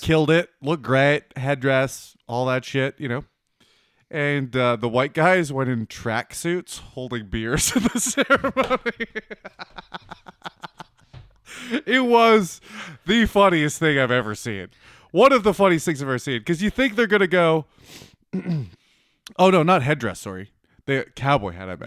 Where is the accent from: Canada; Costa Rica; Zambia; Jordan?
Canada; Manitoba; I grew up in Manitoba